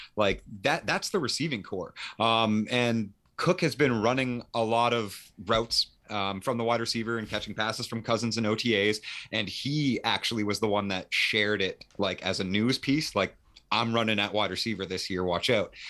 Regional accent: Canada; I am Canadian

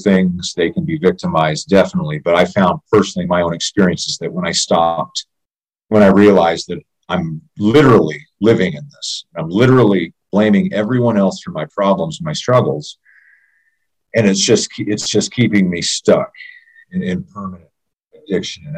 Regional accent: Jackson, Tennessee, United States; also born or lived in Miami, Florida; now in Idaho, United States; I was born in Tennessee, real close to Missouri. I was West Tennessee, just outside of Memphis, in a little town, not a little town. Yeah, I guess it's a little town called Jackson, Tennessee

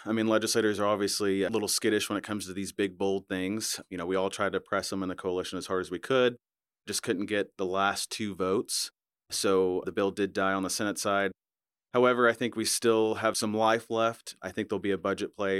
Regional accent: Arkansas, United States; also born or lived in Dallas, Texas; I moved to Arkansas from Dallas, Texas when I was about ten years old, went into junior high into the local public school

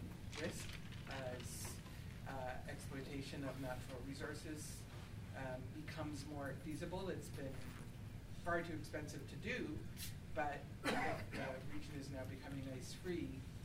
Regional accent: Canada; I'm Canadian

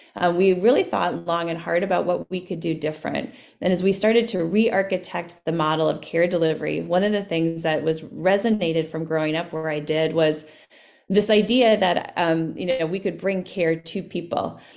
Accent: Winona, Minnesota, United States; I grew up in Winona, Minnesota

